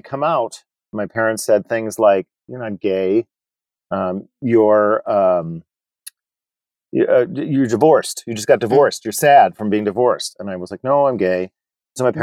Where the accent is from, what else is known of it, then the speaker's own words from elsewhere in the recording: Scranton, Pennsylvania, United States; moved away as an adult; now in Rochester, United States; I grew up in Scranton, Pennsylvania